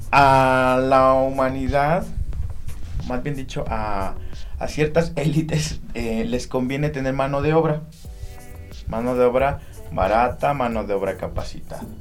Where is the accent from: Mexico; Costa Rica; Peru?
Mexico; Tehuacán, Puebla; no puedes centrarte en Tehuacán, no puedes centrarte en que soy poblano, no puedes centrarte en que soy mexicano, soy este americano